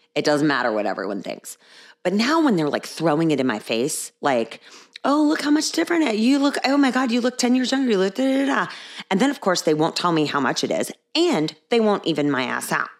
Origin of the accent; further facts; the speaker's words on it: Virginia, United States; accent: Alabama; also born or lived in Texas; I am not from Alabama. I am from Virginia. I was not born in Richmond, but I am from Virginia.